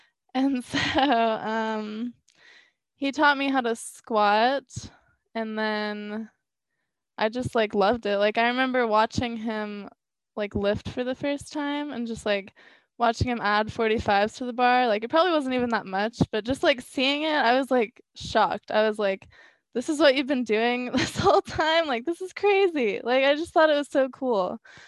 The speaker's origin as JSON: {"language": "English", "region": "South Carolina", "country": "United States", "tie": "born or raised there", "said": "I was, yeah."}